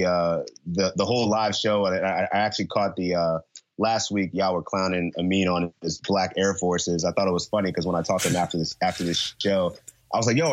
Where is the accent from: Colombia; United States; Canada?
United States; Philadelphia, Pennsylvania; now in California, United States; I'm actually originally from Philly.